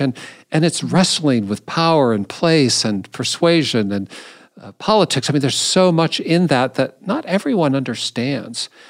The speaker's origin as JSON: {"language": "English", "town": "Seattle", "region": "Washington", "country": "United States", "tie": "born or raised there", "moved": "yes", "lives_now": "Indianapolis, United States", "said": "I grew up in Seattle"}